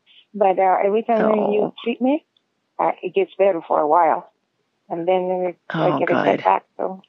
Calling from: Ocala, Florida, United States; I'm calling from Ocala, Florida.

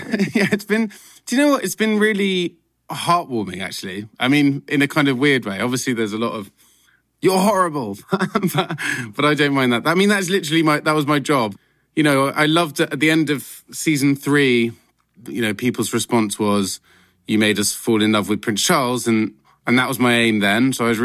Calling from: London, United Kingdom; I am Zooming from my lovely flat in London, in North London.

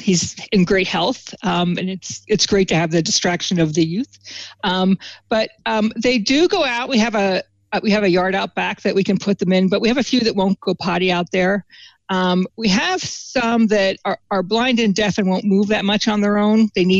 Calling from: Southampton, New Jersey, United States; From my house, which is Monkey's House in Southampton, New Jersey. That's the southern part of New Jersey.

